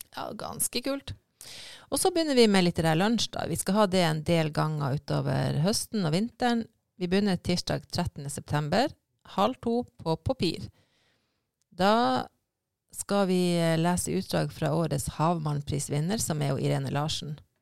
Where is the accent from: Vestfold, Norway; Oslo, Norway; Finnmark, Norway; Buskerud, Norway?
Finnmark, Norway; moved away; jeg er fra Finnmark, og der bruker vi skerri hele tida.